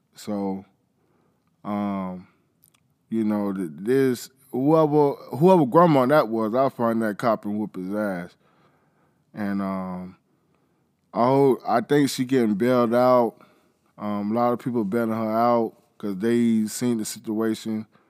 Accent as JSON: {"language": "English", "region": "Florida", "country": "United States", "said": "I'm from Florida"}